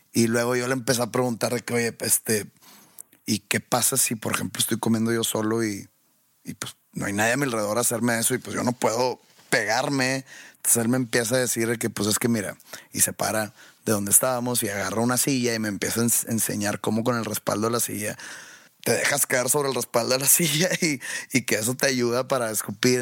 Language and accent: Spanish; Mexico; Yo soy de México